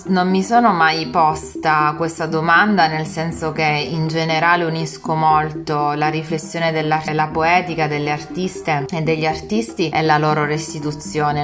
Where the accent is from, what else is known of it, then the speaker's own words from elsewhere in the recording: Messina, Sicily, Italy; now in Milan, Italy; Vengo da Messina, vivo per lavoro e anche per opportunità culturali a Milano e ho questi due cuori, diciamo